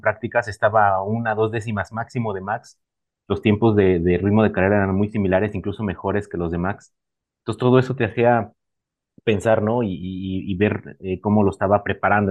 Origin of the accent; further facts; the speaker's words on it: Mexico; como mexicano, como latino